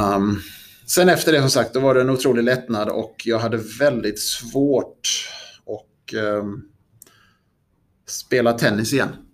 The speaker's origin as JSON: {"language": "Swedish", "country": "Sweden", "said": "som svensk"}